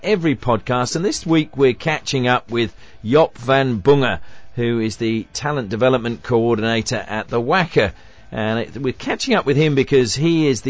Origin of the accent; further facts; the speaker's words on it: Swindon, South West England, United Kingdom; now in Australia; my hometown of Swindon, like we're a long, long way from Liverpool.